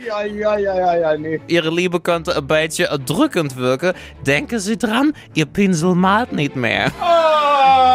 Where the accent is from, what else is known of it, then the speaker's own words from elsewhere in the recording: Netherlands; Ja, bei uns in Holland heißen die Teddybären so.